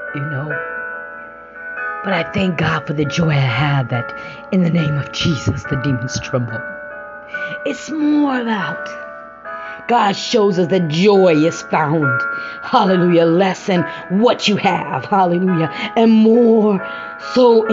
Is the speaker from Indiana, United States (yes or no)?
yes; Indiana, United States; moved away as an adult; I came back to Indiana. I returned back to my home state 5 years ago